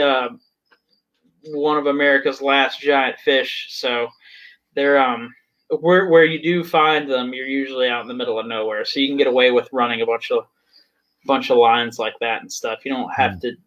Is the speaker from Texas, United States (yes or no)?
no; Virginia, United States; I'm working on the same type of thing in my home state of Virginia.